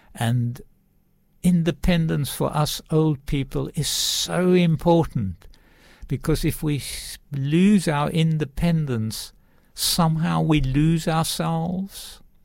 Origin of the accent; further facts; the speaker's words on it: South Africa; moved away; I was brought up in South Africa, actually way out in the farms